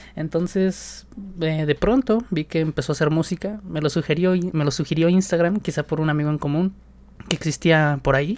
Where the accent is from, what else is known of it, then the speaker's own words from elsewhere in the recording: State of Mexico, Mexico; específicamente del Estado de México, de donde yo soy.